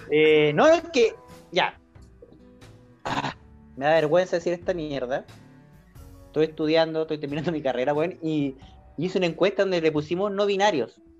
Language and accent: Spanish; Chile; En español, por favor, en español, yo soy chileno.